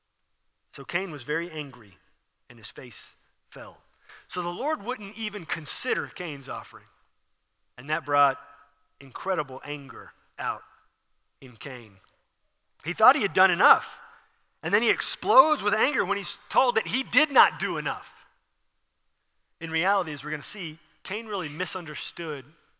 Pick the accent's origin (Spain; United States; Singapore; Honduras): United States; Houston, Texas; I'm from Houston.